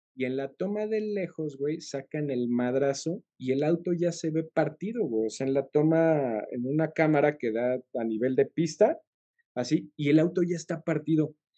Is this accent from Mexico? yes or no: yes; Mexico; somos mexicanos y somos aficionados a Checo